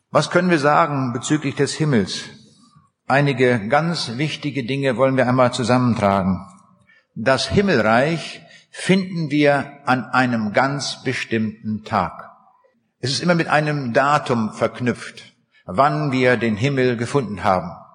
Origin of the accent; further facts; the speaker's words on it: Braunschweig, Lower Saxony, Germany; Ich komme aus der Stadt Braunschweig